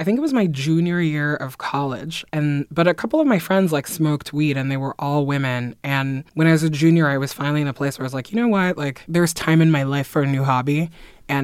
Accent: Nigeria; also born or lived in Belgium / France; I am from Guinea in West Africa, French-speaking Guinea, but I've never lived there. I grew up in Nigeria and in Belgium and France, pretty much a little diplomatic brat.

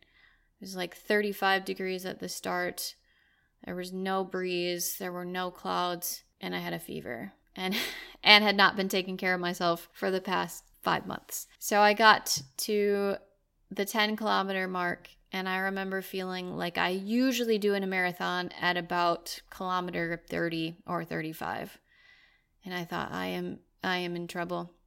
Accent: United States; moved away as an adult; now in Sweden; we're both American, our families are from there

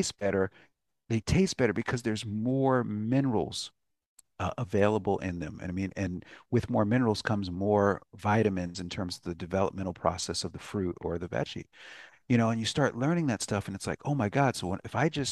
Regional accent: United States; I was an American. And I still am an American

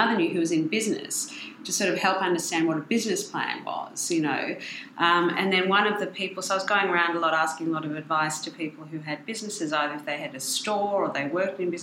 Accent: Australia

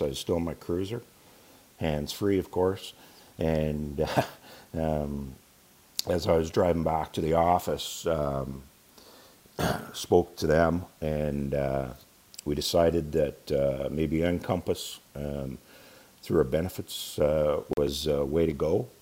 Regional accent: Ontario, Canada; moved away as an adult; also born or lived in London, Ontario; We moved home uh, to my hometown and um, been here

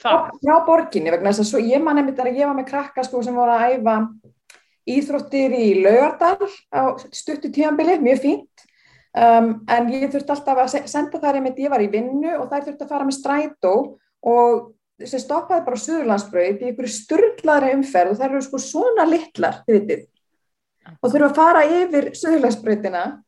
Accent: Reykjavík, Capital Region, Iceland; ég fór aðna í Vesturbælu og alltaf sem krakki og því ég var alveg upp í Vesturbænum

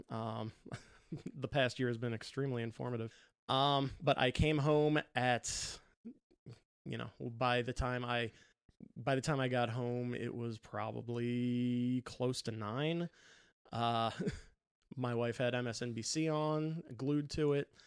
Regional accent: New Jersey, United States; I grew up over in New Jersey.

